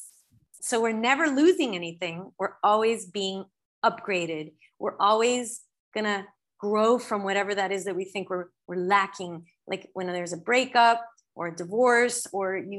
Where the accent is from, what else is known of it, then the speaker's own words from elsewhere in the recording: Los Angeles, California, United States; moved away; I was born in Los Angeles